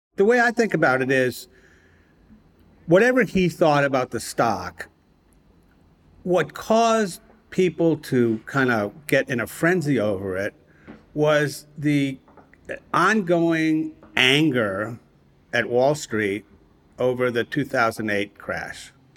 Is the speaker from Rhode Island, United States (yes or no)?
yes; Providence, Rhode Island, United States; moved away; my hometown, Providence, Rhode Island